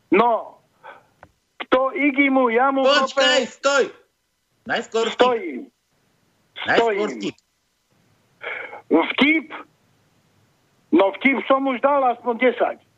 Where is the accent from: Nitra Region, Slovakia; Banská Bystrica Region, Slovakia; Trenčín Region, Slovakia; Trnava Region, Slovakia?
Banská Bystrica Region, Slovakia; Revúca; also born or lived in Košice; Od Revúcej.